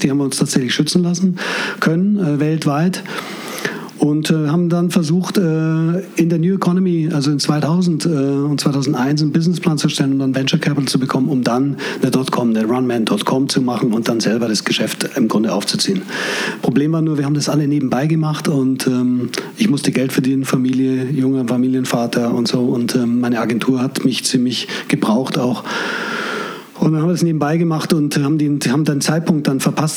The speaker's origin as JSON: {"language": "German", "town": "Munich", "region": "Bavaria", "country": "Germany", "tie": "born or raised there", "said": "Ich bin Münchner. Mein Vater ist Perser, meine Mutter lebt schon lange nicht mehr, als Deutsche äh, gewesen und äh, bin in Schwabing geboren und aufgewachsen"}